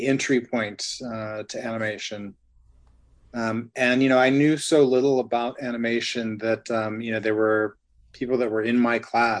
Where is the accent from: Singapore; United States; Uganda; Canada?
United States; Ventura, California; moved away as an adult; also born or lived in Ohio / Los Angeles; I grew up in Ventura